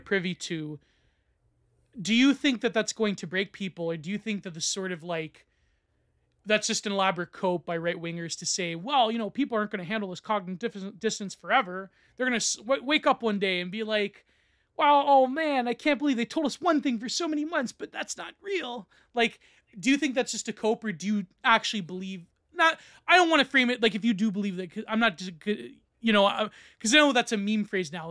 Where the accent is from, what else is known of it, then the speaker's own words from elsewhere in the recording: Canada; I'm Canadian